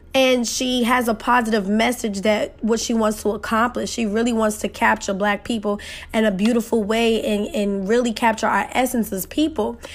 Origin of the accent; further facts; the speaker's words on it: New York City, New York, United States; I'm that girl from Queens, New York, who parents struggle to y-, y-, make ends meet and make sure I had what I had.